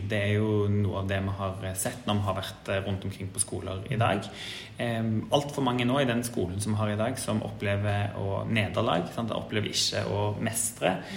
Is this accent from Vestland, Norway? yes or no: no; Stavanger, Rogaland, Norway; jeg er jo fra Rogaland og født og oppvokst i Stavanger